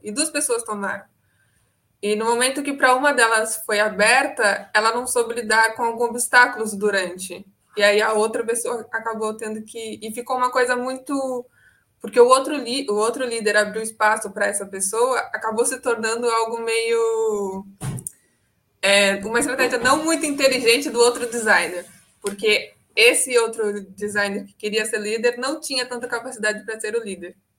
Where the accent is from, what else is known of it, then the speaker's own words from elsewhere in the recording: Santos, São Paulo, Brazil; eu sou de Santos, São Paulo